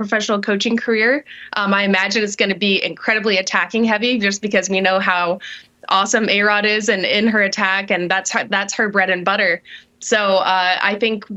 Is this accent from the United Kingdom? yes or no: no; Utah, United States; I am from Utah